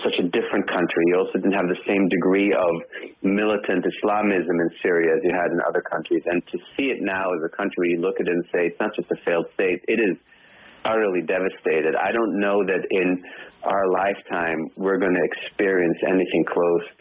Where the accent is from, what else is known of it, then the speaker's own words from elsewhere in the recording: Israel; moved away as an adult; now in United States; I myself was born in Israel. I've lived in the States now for 30 years, an American, but I was born in Israel. I served in the Israeli army.